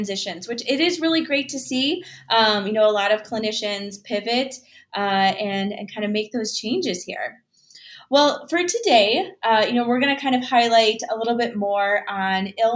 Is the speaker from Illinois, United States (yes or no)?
yes; Illinois, United States; my home state, if you will, of Illinois